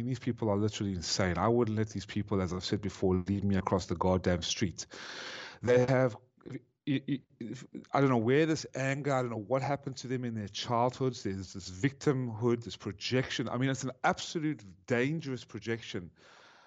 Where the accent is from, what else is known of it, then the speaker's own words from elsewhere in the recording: South Africa; also born or lived in Ukraine; now in United States; I was born in South Africa